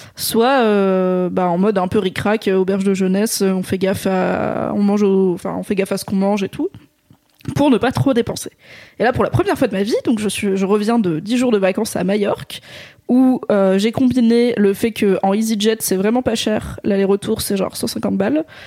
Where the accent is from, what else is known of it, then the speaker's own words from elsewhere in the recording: Drôme, Auvergne-Rhône-Alpes, France; dans la Drôme là où j'ai grandi